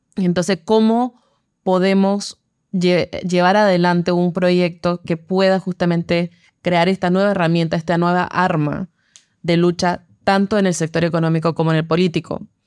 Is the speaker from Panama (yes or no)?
yes; Panama; como panameños y panameñas